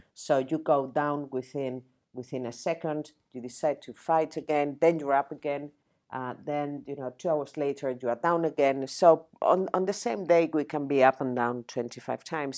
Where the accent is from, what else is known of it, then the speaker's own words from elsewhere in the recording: Spain; English is a second language; moved away as an adult; now in United Kingdom; I'm not British. I was not born in the UK. I'm Spanish. I came to the UK 26 years ago. I didn't speak English